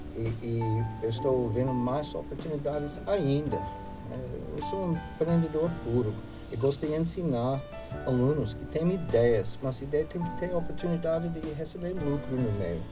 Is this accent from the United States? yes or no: yes; United States; Portuguese is a second language; now in Brazil; sou americano